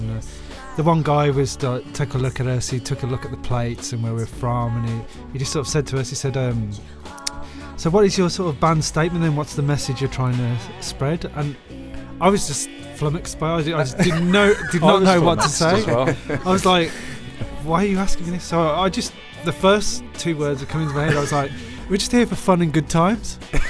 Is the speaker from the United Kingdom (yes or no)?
yes; England, United Kingdom; moved away as an adult; also born or lived in New York; because we're from England, we had a New Jersey plate, we were living in New York